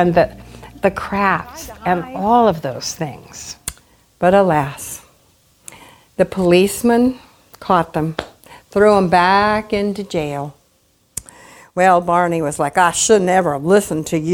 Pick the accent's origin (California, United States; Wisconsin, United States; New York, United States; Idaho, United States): California, United States; Southern; now in West Virginia, United States; I grew up in Southern California